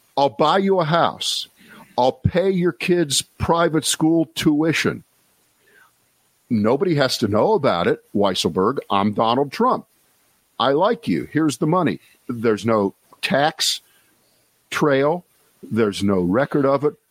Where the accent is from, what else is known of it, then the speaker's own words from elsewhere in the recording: Columbus, Ohio, United States; moved away as an adult; also born or lived in Cleveland, Ohio / New York / Boston / Washington; I spent growing up in Columbus, Ohio